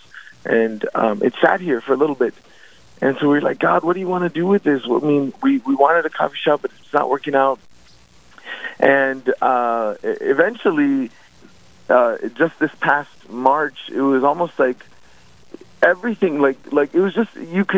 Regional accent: Ada, Minnesota, United States; also born or lived in Northfield, Minnesota; We're originally from Ada, Minnesota

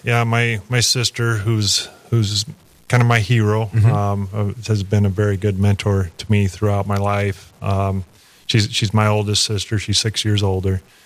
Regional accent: Kansas City, Kansas, United States; moved away as an adult; also born or lived in Lawrence, Kansas; I was raised kind of in the Kansas City area

